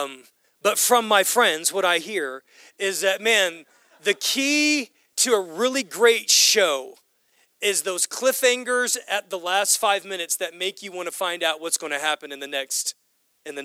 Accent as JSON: {"language": "English", "country": "United States", "said": "we as Western Americans, we as American Christians"}